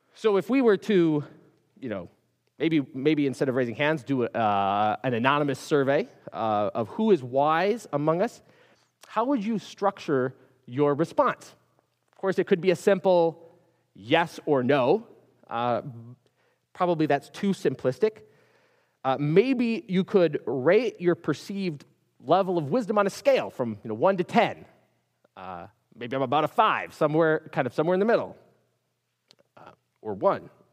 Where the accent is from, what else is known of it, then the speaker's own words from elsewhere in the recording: Minneapolis, Minnesota, United States; I grew up in Minneapolis, up in, up in the north